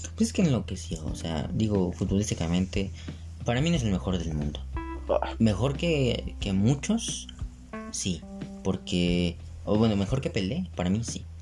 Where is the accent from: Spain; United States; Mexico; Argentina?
Mexico